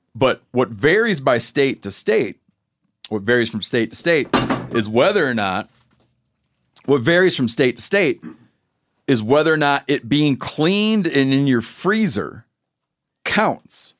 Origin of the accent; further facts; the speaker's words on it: Michigan, United States; moved away; growing up in Michigan